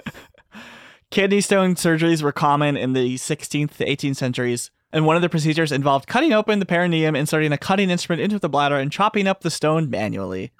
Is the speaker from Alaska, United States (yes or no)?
no; Texas, United States; I'm from Texas